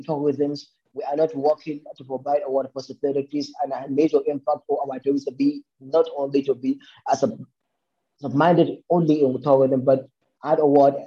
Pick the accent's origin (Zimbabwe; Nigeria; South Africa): Nigeria; born or raised there